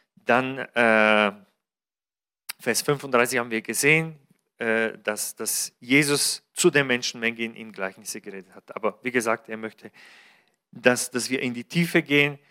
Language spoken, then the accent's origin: German; Bulgaria; moved away; Bulgarien, mein Heimatland